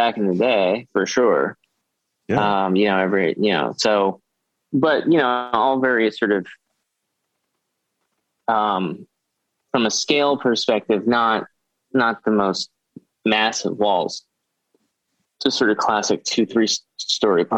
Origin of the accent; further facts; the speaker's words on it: New York City, New York, United States; growing up in New York City